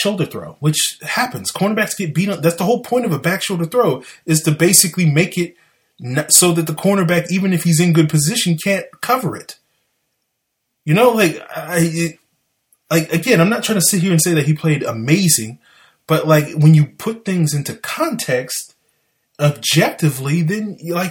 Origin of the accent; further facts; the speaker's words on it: the South, United States; accent: southern; My southern accent